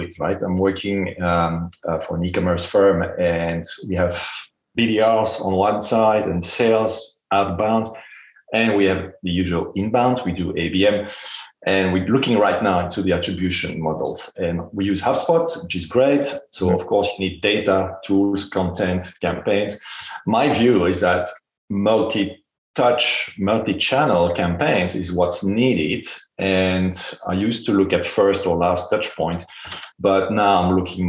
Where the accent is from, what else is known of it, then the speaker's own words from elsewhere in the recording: Belgium; I'm from Belgium.